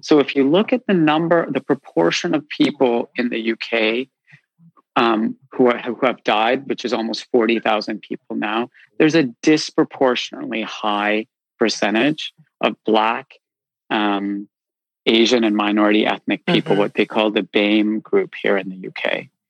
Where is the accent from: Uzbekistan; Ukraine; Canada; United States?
Canada; moved away as an adult; now in London, United Kingdom; I grew up in Canada